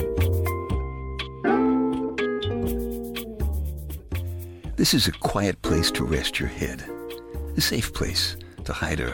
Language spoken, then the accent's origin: English; New York City, New York, United States; moved away; I'm from Brooklyn. Who has a lawn tractor in Brooklyn, you know? All the guys around here have lawn tractors